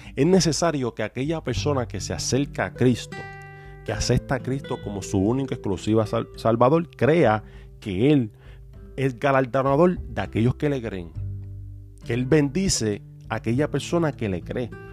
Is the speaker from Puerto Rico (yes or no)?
yes; Puerto Rico; de donde nosotros somos, que somos de Puerto Rico